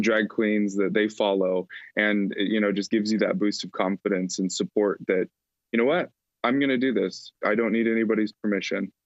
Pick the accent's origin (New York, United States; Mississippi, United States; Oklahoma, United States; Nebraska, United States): Nebraska, United States; Alliance; had organized and founded a nonprofit youth choir in my hometown of Alliance, Nebraska